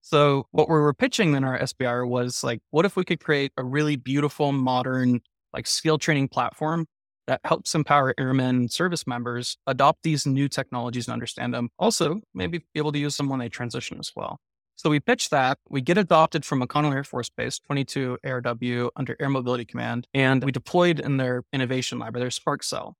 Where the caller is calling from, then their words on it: Salt Lake City, Utah, United States; also born or lived in Irvine, California / Layton, Utah; Today I'm calling from, uh, Salt Lake City. We have an office here and then one in Southern California in Irvine, so spend my time split between the two